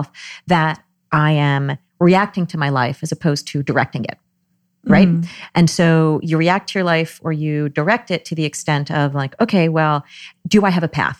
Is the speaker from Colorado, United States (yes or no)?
no; Trenton, New Jersey, United States; also born or lived in New York City; In the suburbs of Trenton, New Jersey.